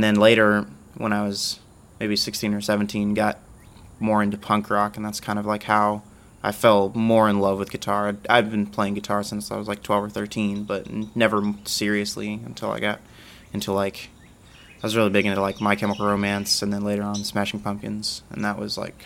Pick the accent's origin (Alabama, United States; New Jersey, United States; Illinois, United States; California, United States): Alabama, United States; Dothan; moved away as an adult; now in Starkville, United States; I'm originally from Dothan, Alabama. I came here for school